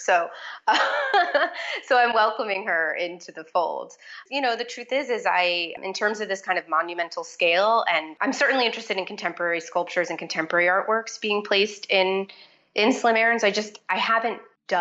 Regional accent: Florida, United States; I grew up in Florida

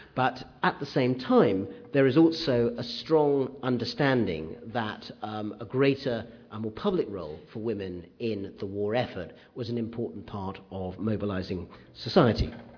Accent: United Kingdom; growing up in Britain in the 60s and 70s

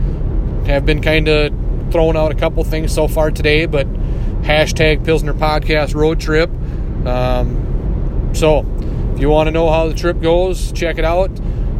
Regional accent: Minnesota, United States; accent: Minnesota; That's my Minnesota accent coming through.

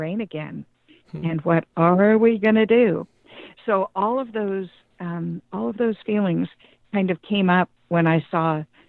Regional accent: Chico, California, United States; now in Davis, United States; I was born and raised in Chico, and I started crying when I heard about the fire and didn't stop. And I was just, I live in Davis

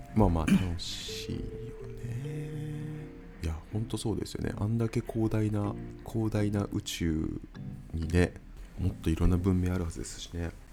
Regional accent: Shimane, Japan; moved away; 地元の島根に帰りました

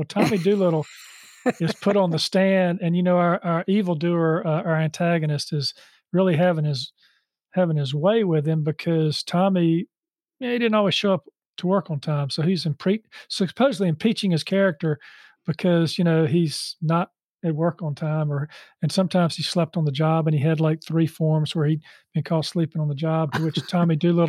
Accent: Charlotte, North Carolina, United States; Yeah, so just to tie what you just said, I grew up in Charlotte and I went to school here.

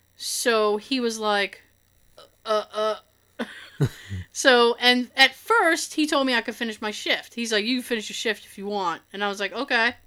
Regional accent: Boston, Massachusetts, United States; accent: Boston; we're from Boston

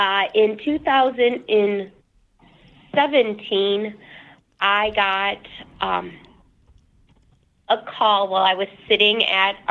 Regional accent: Dubuque, Iowa, United States; Dubuque, Iowa. That's my hometown.

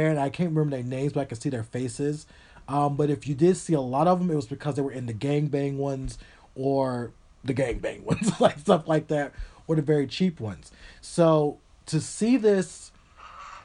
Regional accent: Tennessee, United States; I was raised in Tennessee

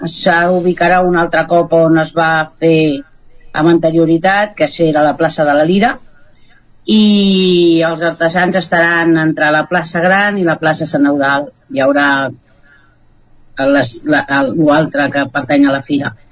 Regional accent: Catalonia, Spain; nosaltres no som del Ripollès, som del Vallès Oriental i fa 25 anys que estem aquí

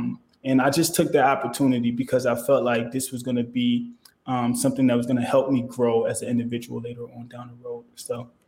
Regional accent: Philadelphia, Pennsylvania, United States; also born or lived in Liberia; Well, see, I was born in Liberia, but I grew up in Philadelphia, Pennsylvania.

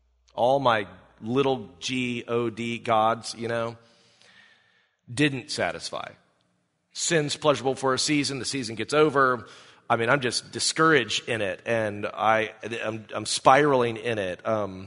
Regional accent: Greenville, South Carolina, United States; I'm from South Carolina. But I grew up there. How many of you have ever been to Greenville

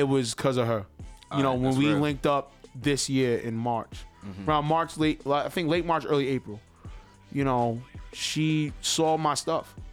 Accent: New York City, New York, United States; also born or lived in Harlem, New York; majority of my life, I was raised in Queens, but I was born in Harlem

